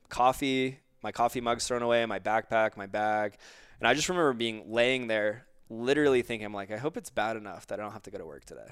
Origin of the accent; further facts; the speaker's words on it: Florida, United States; I grew up in Florida